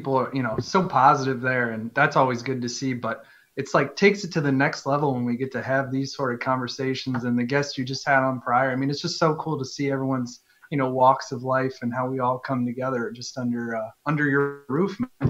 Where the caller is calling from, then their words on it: Wisconsin, United States; You could see it on the whole Wisconsin.